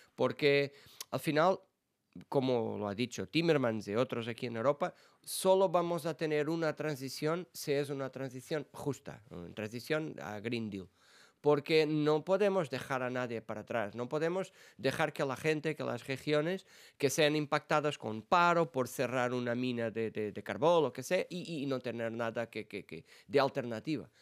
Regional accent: Portugal; Spanish is a second language; moved away as an adult; now in Brussels, Belgium; yo vengo de, ah, de, de los ayuntamientos, de las bases de la política en mi país

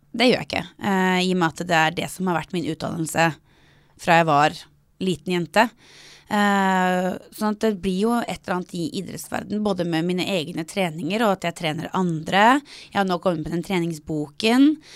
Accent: Norway; Jeg er født i Norge, oppvokst i Norge

